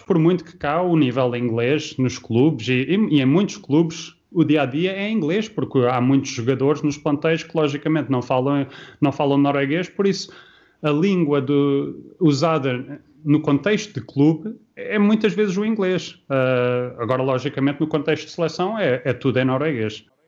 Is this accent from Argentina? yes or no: no; Luxembourg; moved away as an adult; also born or lived in Portugal / Liverpool; now in Norway; eu saí de Portugal, tinha 5 anos, cresci no Luxemburgo uh, e depois só voltei para Portugal quando foi para a universidade